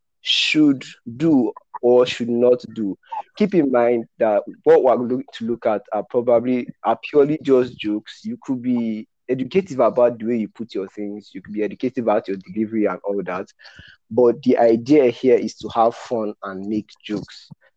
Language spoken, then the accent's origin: English; Nigeria; As a Nigerian